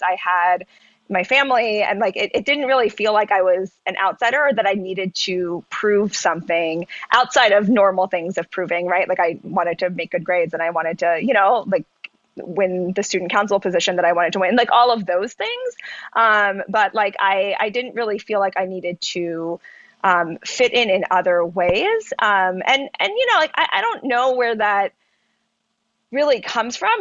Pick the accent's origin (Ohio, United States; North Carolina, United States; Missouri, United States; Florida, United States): North Carolina, United States; Charlotte; also born or lived in Pennsylvania; I was born in Pennsylvania and grew up in North Carolina.